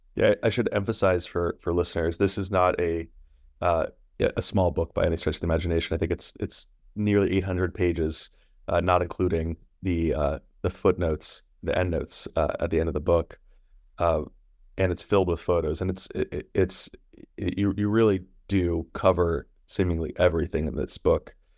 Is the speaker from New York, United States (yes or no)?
yes; New York, United States; As a New Yorker